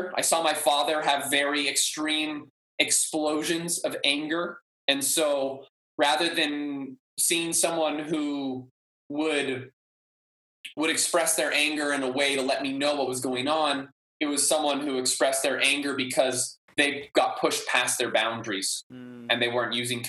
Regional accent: Maui, Hawaii, United States; also born or lived in Humboldt, California / New Zealand; I grew up on Maui and like growing up here, getting called Howley my whole life

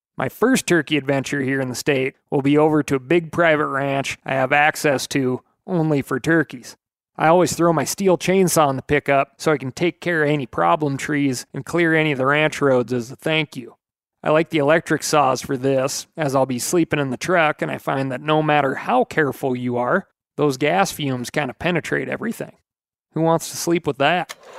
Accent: Montana, United States; here in my home state of Montana. We had essentially zero turkeys in the state when I was growing up

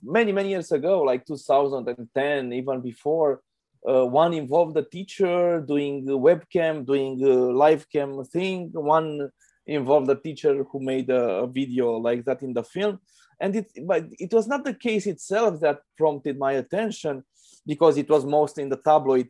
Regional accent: Romania; I'm a filmmaker from Romania.

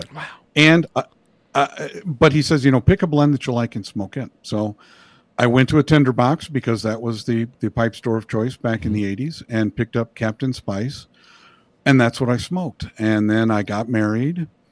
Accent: Indiana, United States; now in Moore, United States; I grew up in Indiana and escaped as quickly as I could.

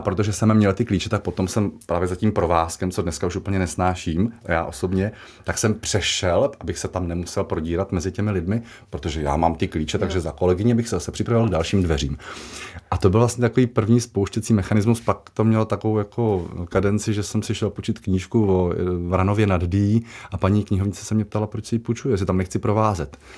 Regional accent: Jaroměřice nad Rokytnou, Vysočina Region, Czechia; Jaroměřického zámku, odkud pocházím, z Jaroměřic nad Rokytnou

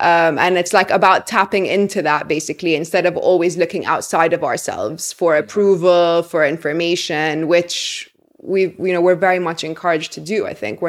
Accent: Egypt; remember I was living in London at the time and they were in America, I believe. And I said like, oh, I'm from Egypt.

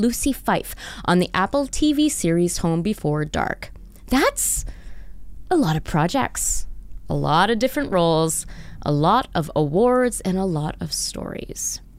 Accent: Montreal, Quebec, Canada; born there; No, I was born out east. I was born in Montreal.

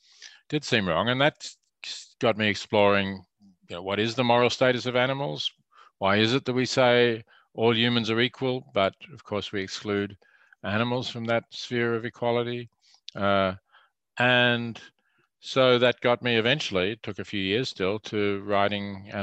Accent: Melbourne, Victoria, Australia; I grew up in Melbourne

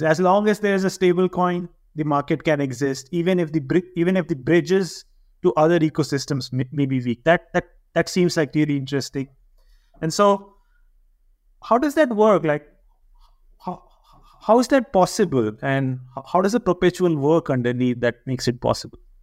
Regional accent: India; now in Switzerland; being an Indian

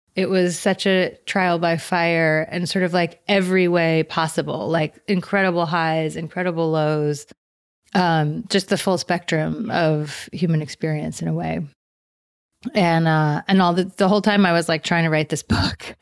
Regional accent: New York, United States; moved away; I come from New York

